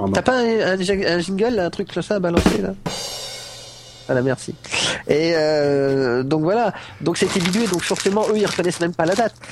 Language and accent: French; France; now in Morocco; moi je suis français